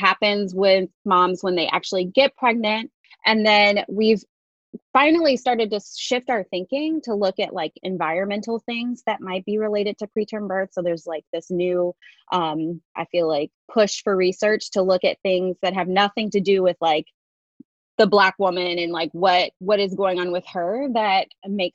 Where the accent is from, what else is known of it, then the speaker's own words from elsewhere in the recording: Detroit, Michigan, United States; moved away as an adult; also born or lived in Indiana; now in Chapel Hill, United States; I'm originally from the Midwest. I went to medical school at Indiana University School of Medicine, and my family and I are originally from Detroit